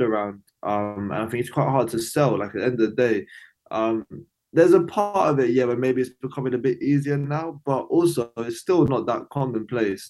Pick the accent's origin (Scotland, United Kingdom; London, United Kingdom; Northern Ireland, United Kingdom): London, United Kingdom; I'm from East London.